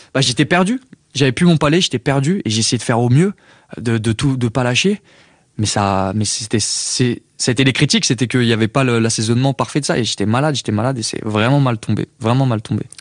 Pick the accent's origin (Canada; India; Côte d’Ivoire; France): France; Paris suburbs, Île-de-France; J'ai grandi en banlieue parisienne